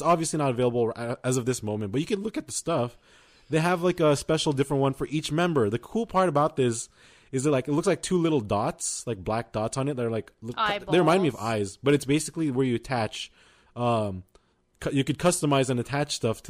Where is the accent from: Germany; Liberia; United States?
United States; Well, I'm from America.